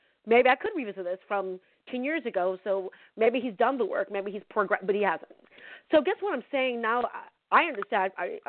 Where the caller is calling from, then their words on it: California, United States; from California.